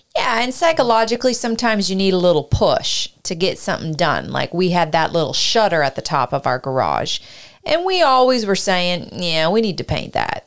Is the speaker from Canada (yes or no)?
yes; Canada; also born or lived in Ireland; now in United States; I was from Canada